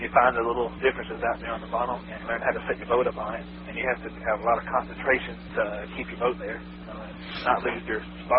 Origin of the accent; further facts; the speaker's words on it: Lake Sinclair, Georgia, United States; I grew up around Lake Sinclair.